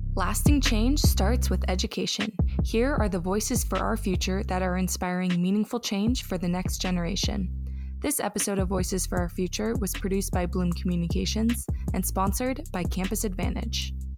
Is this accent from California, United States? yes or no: yes; Los Angeles, California, United States; now in Austin, United States; I'm from Los Angeles originally